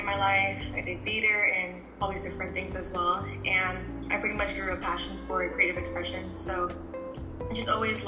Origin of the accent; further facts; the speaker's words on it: Orlando, Florida, United States; I am from Orlando